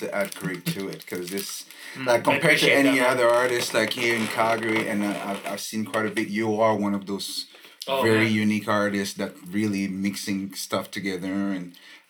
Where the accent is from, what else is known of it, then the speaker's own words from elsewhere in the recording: Côte d’Ivoire; English is a second language; moved away as an adult; also born or lived in United States; I used to rap when I was in Ivory Coast.